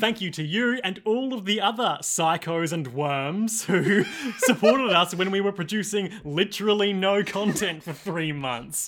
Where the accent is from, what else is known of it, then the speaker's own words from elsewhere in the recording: Australia; as an Australian podcaster